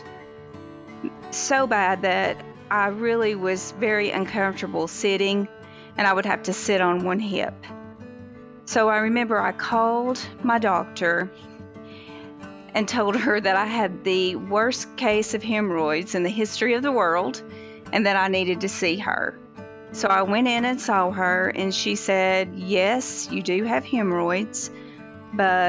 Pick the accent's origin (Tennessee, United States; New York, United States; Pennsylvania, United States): Tennessee, United States; Sevier County; I was born and raised in Surry County, Tennessee.